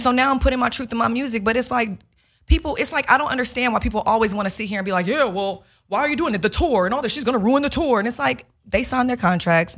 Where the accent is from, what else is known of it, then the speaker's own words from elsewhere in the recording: Chicago, Illinois, United States; I'm, I'm from Chicago